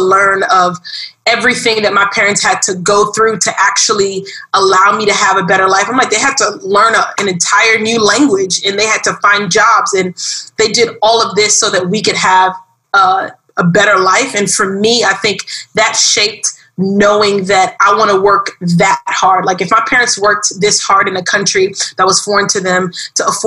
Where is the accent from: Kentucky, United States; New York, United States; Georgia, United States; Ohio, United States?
New York, United States; New York City; now in Miami, United States; I grew up in Brooklyn, New York, and that was a beautiful experience, I think. I love being from Brooklyn.